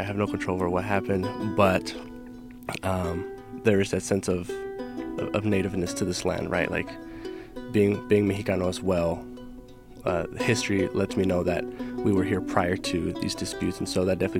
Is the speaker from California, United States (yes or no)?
yes; California, United States; I grew up in California.